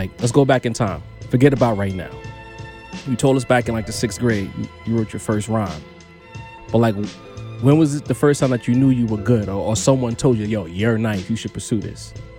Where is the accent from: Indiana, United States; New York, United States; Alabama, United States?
New York, United States; being a New Yorker